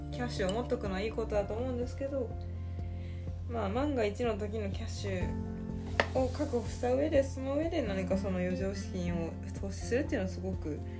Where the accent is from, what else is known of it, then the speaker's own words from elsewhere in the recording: Osaka, Japan; now in Tokyo, Japan; 地元大阪